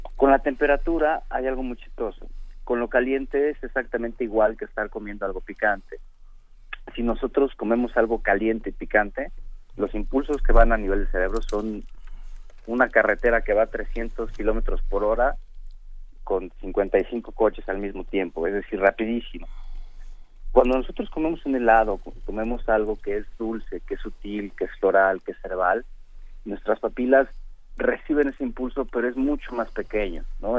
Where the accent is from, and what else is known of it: Mexico